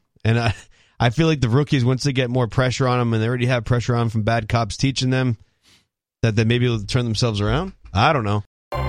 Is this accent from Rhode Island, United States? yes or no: yes; Rhode Island, United States; now in New Hampshire, United States; I'm from Rhode Island